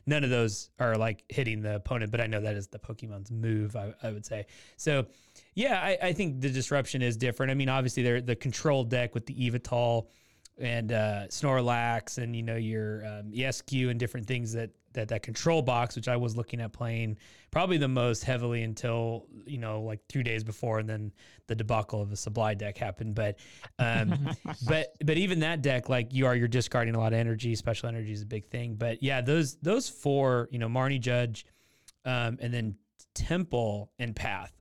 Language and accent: English; Portland, United States; moved away; Portland's where I grew up. That's that's my hometown